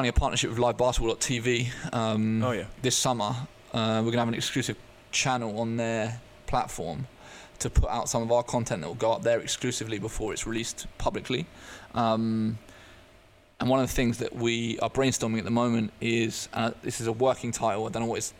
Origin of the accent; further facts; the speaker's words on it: Eastbourne, South East England, United Kingdom; also born or lived in Netherlands; I grew up in Eastbourne on the southeast coast